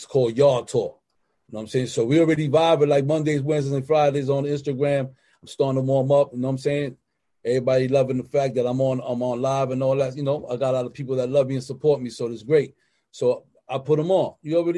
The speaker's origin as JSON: {"language": "English", "town": "New York City", "region": "New York", "country": "United States", "said": "I come from the slums. I'm from the Bronx, Cypress, 141st Street. You know what I'm saying? South Bronx"}